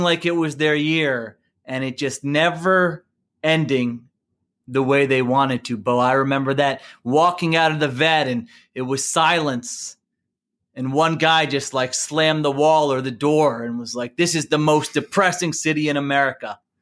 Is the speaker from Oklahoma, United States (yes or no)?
no; Philadelphia, Pennsylvania, United States; growing up in the Philadelphia area